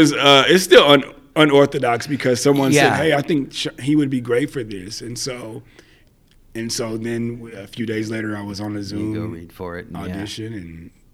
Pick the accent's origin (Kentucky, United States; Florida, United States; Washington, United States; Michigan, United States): Kentucky, United States; Madisonville; moved away as an adult; now in Nashville, United States; I'm in Nashville. I'm from Western Kentucky, a small town called Madisonville, is where I was born and raised.